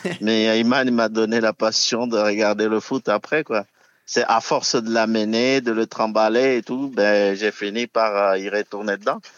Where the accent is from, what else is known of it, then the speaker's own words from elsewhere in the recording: Villejuif, Île-de-France, France; on est toujours originaire de Villejuif